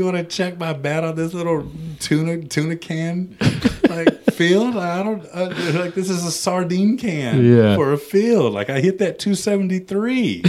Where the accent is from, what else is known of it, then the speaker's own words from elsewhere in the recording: San Antonio, Texas, United States; also born or lived in Los Angeles; I'm from Texas. Mm-hmm. I'm from San Antonio.